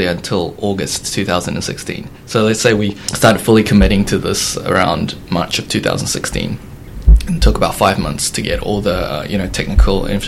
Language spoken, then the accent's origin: English; New Zealand; moved away as an adult; also born or lived in United States / Denmark; I was born and raised in New Zealand.